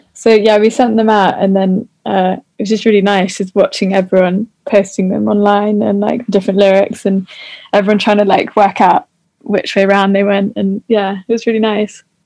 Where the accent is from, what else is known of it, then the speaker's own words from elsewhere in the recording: New Forest, South East England, United Kingdom; I've kind of just stayed at my at, like where I grew up in the New Forest.